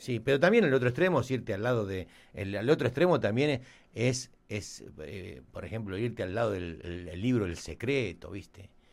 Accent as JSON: {"language": "Spanish", "country": "Argentina", "tie": "born or raised there", "moved": "as an adult", "lives_now": "Miami, United States", "said": "nosotros somos, nacimos en Argentina, digo, vivimos acá hace muchos, muchos años"}